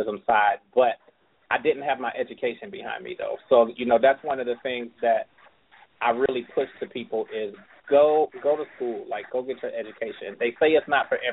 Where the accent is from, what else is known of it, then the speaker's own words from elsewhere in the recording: Cleveland, Ohio, United States; I'm from Cleveland, Ohio.